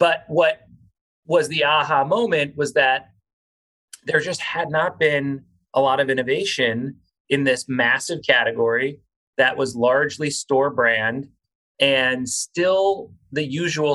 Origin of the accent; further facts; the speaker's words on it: South Florida, United States; I grew up in South Florida